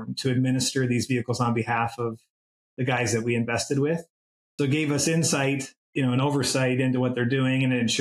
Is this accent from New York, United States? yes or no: no; North Dakota, United States; now in Houston, United States; I'm from North Dakota originally